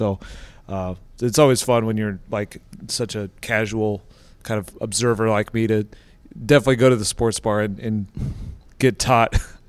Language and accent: English; Columbus, Ohio, United States; moved away; I grew up in around Columbus, Ohio